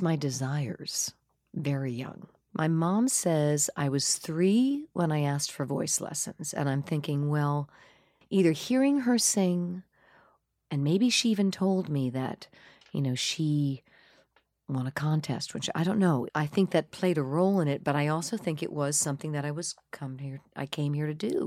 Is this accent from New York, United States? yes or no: yes; Hauppauge, Long Island, New York, United States; also born or lived in Corona, Queens, New York; I was born in Corona, Queens, uh, where my parents lived. And then we moved out to Hop Hog, Long Island when I was maybe thirteen months old. And I basically went up through the end of sixth grade out there